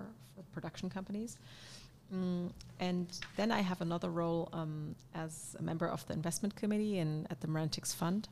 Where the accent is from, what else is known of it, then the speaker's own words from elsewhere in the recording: Karlsruhe, Baden-Württemberg, Germany; now in Berlin, Germany; coming from where I grew up in near Karlsruhe